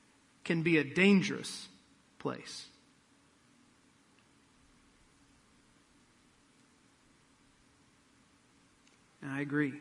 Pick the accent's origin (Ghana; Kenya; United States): United States; Midwest; I'm from the Midwest